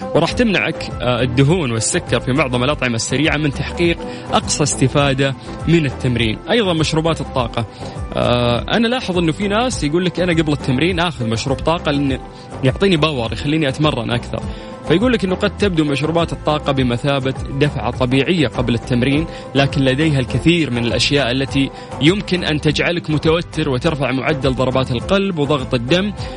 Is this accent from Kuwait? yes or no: no; Saudi Arabia; عندنا في السعوديه